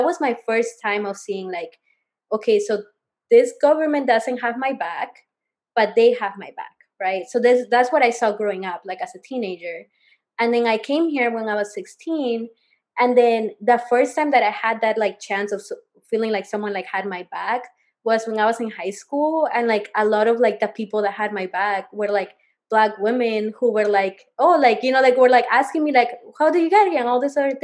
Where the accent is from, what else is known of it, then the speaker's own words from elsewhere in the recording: Peru; now in United States; growing up in Peru